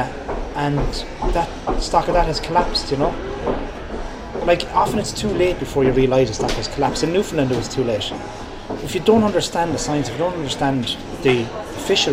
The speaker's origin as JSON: {"language": "English", "area": "Tipperary", "region": "Munster", "country": "Ireland", "also_born_or_lived": "Mayo", "said": "I'm from Tipperary"}